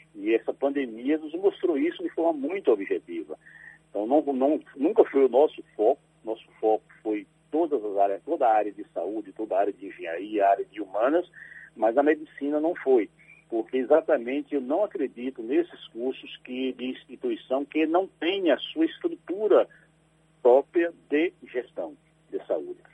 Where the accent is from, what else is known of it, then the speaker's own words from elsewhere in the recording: Alagoinhas, Bahia, Brazil; also born or lived in Sagre Dias (Mimoso region), Bahia; Eu nasci em Alagoinhas, mas vivi muito tempo em Sagre Dias, na pela região lá de Mimoso, é, onde a atividade era campal mesmo. Então, a minha família é de trabalhador rural e eu vivi esse tempo na roça, depois voltei para Lagoinhas para estudar